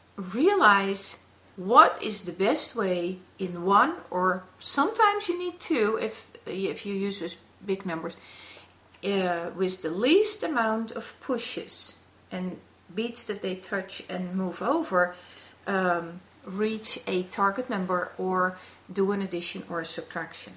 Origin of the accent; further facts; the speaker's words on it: Netherlands; we are from the Netherlands